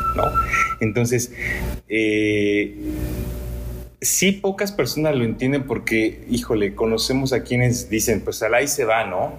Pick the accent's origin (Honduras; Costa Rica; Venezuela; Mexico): Mexico; como mexicanos